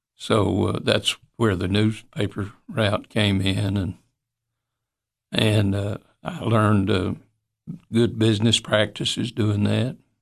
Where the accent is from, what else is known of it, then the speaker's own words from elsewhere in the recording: Monterey, Tennessee, United States; I appreciate my, my bringing up in Monterey. I al-, always loved Monterey.